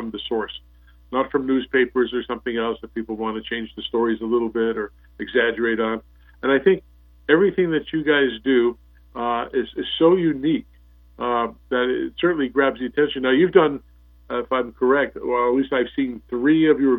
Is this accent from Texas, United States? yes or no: no; New Jersey, United States; moved away; also born or lived in Southampton, Long Island, New York; I came from New Jersey and the East Coast and Southampton, Long Island